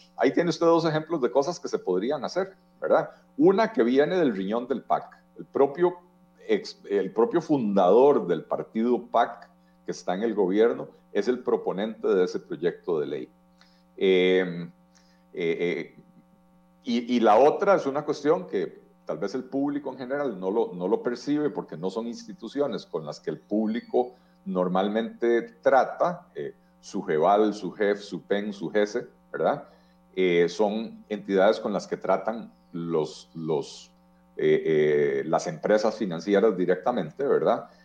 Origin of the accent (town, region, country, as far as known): Costa Rica